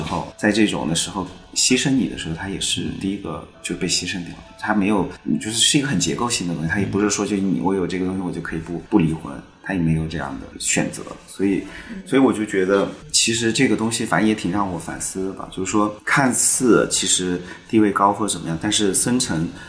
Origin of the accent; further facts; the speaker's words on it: Chengdu, Sichuan, China; 我是成都人。然后我的那个《何书生长》这部片子也是在我家乡成都拍摄的